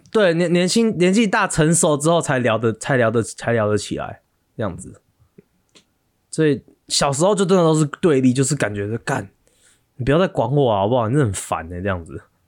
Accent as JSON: {"language": "Chinese", "country": "Taiwan", "moved": "as an adult", "said": "我们台湾人就那几个"}